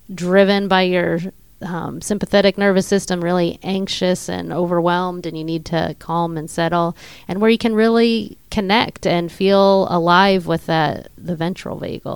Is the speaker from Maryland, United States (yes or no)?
no; Pittsburgh, Pennsylvania, United States; we're from Pittsburgh